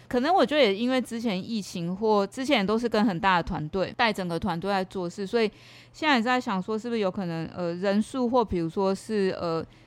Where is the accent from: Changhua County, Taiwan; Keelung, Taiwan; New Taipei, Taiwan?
New Taipei, Taiwan; Yonghe, former Taipei County; moved away as an adult; now in Chiayi, Taiwan; 我从小是在以前的台北县，就是现在新北市永和哦，长大